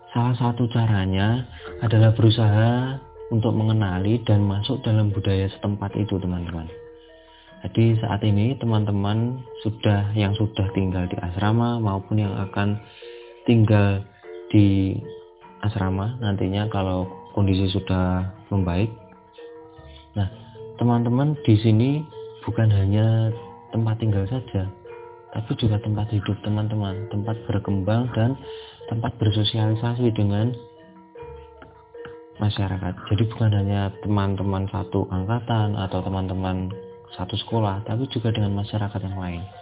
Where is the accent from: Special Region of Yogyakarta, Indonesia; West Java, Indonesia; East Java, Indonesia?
East Java, Indonesia; now in Jakarta, Indonesia; sebenarnya saya bukanlah orang asli Jakarta saya berasal dari Jawa Timur.